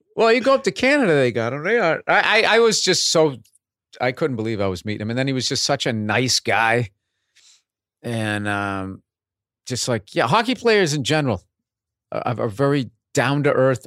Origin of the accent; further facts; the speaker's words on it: Boston, Massachusetts, United States; accent: Boston; how they explained away my accent was, uh, he went, he went to B U